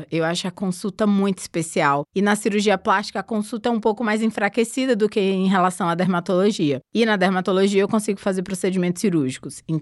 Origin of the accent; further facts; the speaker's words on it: Barreiras, Bahia, Brazil; De Barreiras, na Bahia.